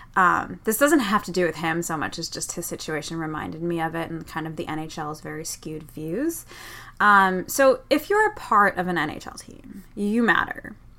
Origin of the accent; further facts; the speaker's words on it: Boston, Massachusetts, United States; I'm from Boston